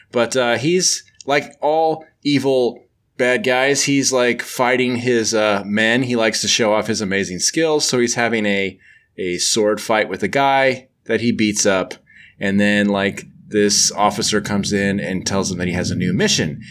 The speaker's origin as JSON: {"language": "English", "country": "United States", "said": "I'm I'm from the United States"}